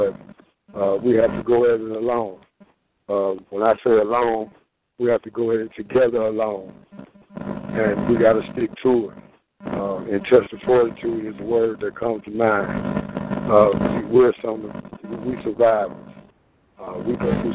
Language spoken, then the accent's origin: English; Greenwood, United States; I live here. I was born in Greenwood, the Floor Hospital